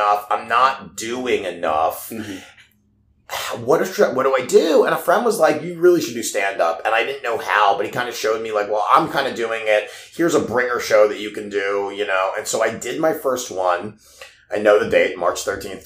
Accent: Baltimore, Maryland, United States; moved away as an adult; also born or lived in Pittsburgh; I grew up in Baltimore

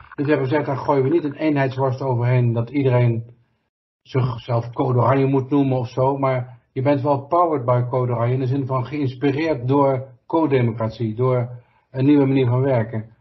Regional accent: North Brabant, Netherlands; als Brabanders begrijpen we

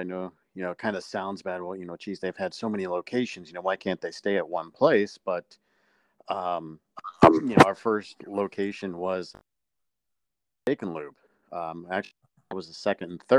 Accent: Akron, Ohio, United States; I'm from Akron, Ohio

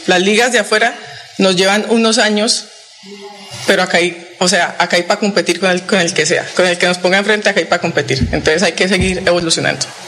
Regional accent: Santander, Colombia; moved away; contenta de estar acá en mi tierra. Lo he hecho siempre, orgullosa de, de ser santanderiana

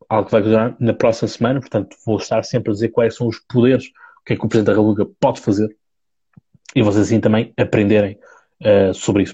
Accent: Seixal, Setúbal, Portugal; eu sou do Seixal, portanto, margem sul, uh, distrito, distrito de Setúbal

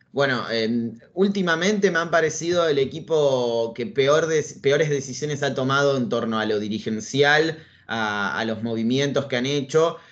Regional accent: Argentina; soy periodista argentino, nací en Argentina, vivo en Argentina de hecho

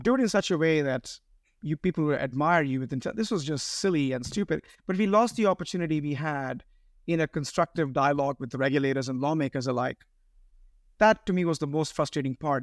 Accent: Bangalore, Karnataka, India; moved away as an adult; now in United States; I speak Carnatic, I grew up in Bangalore.

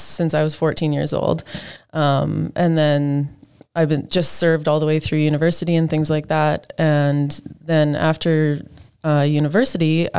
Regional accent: Saskatoon, Saskatchewan, Canada; also born or lived in North Battleford / Toronto; I was born in North Battleford, but raised in Saskatoon

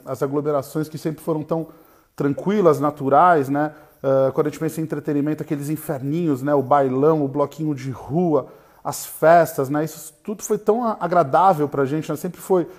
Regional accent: Brazil; somos brasileiros

